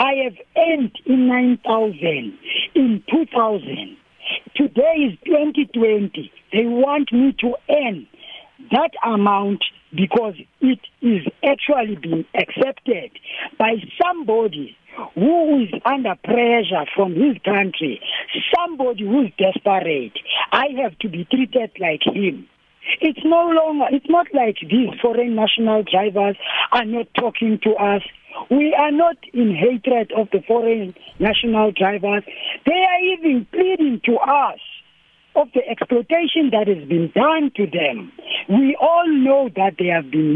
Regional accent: South Africa; we as a South African driver, we are actually losing job

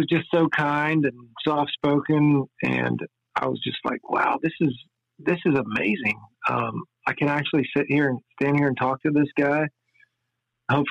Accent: Pennsylvania, United States; moved away as an adult; now in Nashville, United States; We came here from Pennsylvania

